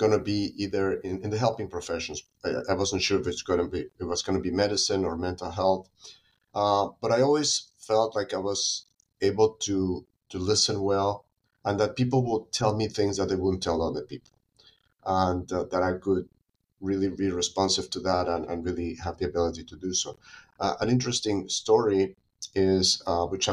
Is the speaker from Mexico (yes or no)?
yes; Mexico City, Mexico; moved away as an adult; also born or lived in United States; now in San Diego, United States; I was born and raised in Mexico City